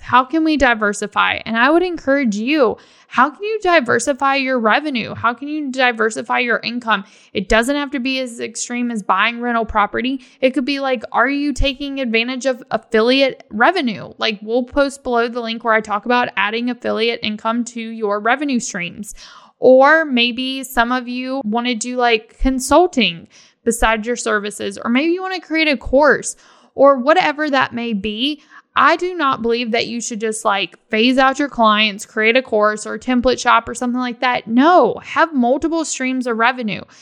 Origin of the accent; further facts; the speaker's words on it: Virginia, United States; now in Florida, United States; I'm from Virginia